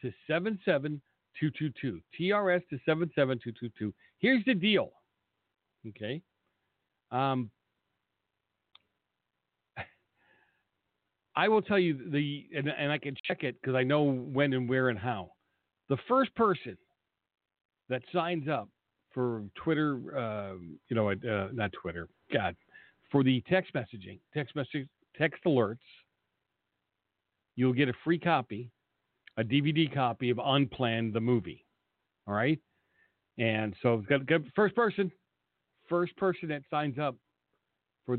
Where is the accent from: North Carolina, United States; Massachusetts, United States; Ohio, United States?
Massachusetts, United States; Boston; Boston, where I come from